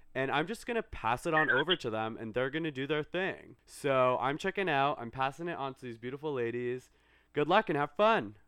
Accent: Toronto, Ontario, Canada; Toronto's my hometown

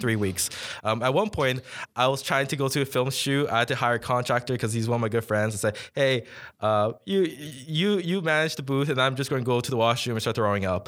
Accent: Toronto, Ontario, Canada; now in Ottawa, Canada; I'm actually from Toronto

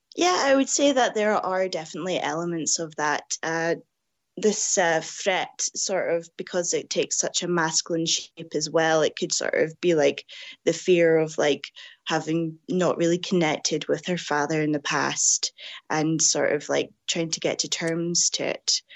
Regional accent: Scotland, United Kingdom; growing up in Scotland

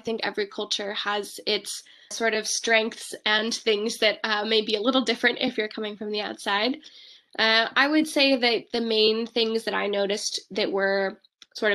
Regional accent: Bay Area, California, United States; I was born and raised in the Bay Area, California, and I studied here throughout my education and then went to college on the East Coast.

